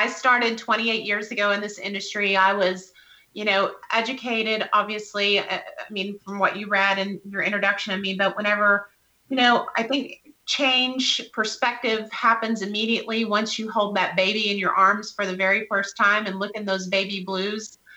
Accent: West Texas, United States; I was born and raised in West Texas

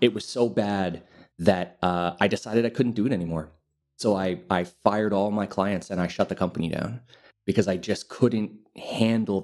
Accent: Montreal, Quebec, Canada; moved away as an adult; now in Lisbon, Portugal; I'm originally from Canada. I'm from Montreal.

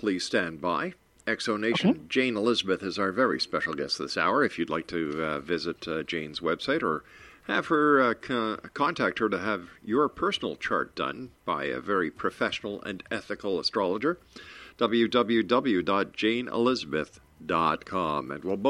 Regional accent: Mexico; born there; I'd say, see, I was born in Mexico.

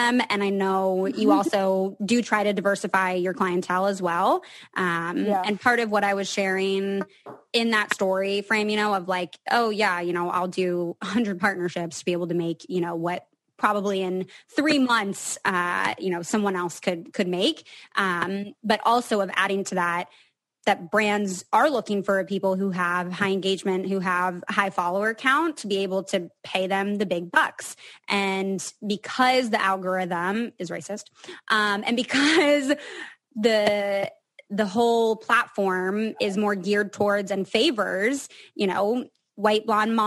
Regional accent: Seattle, Washington, United States; I'm from Seattle

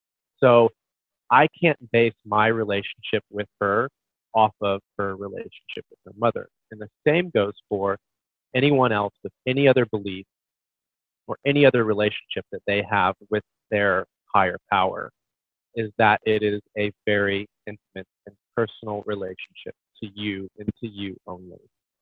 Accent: Midwest, United States; I'm from the Midwest, full on Bible Belt, so I get a lot of backlash for this.

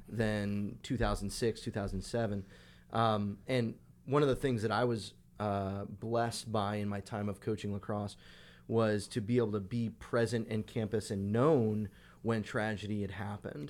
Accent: Long Island, New York, United States; I grew up on Long Island, so deli sandwiches on Long Island were the best

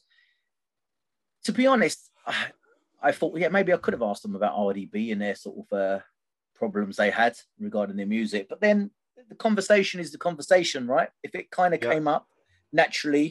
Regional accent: Gravesend, South East England, United Kingdom; I'm from Gravesend originally.

